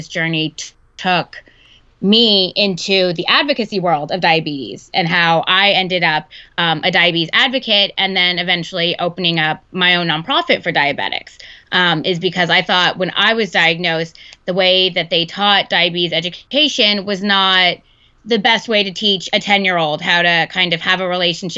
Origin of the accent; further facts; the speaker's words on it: Texas, United States; now in Seattle, United States; I'm actually from Texas